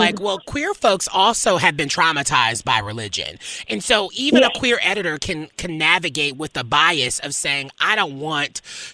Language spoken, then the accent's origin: English; the South, United States; I'm from the South. I grew up very religious